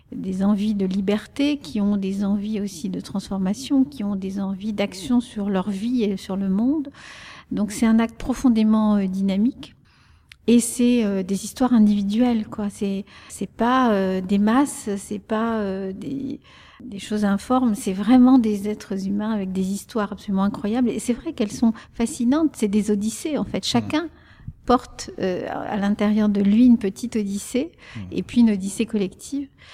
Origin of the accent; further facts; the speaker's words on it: the French Ardennes, Grand Est, France; first language Spanish; French is a second language; also born or lived in Salamanca, Spain; les Ardennes françaises, où il a travaillé comme bûcheron et où moi j'ai grandi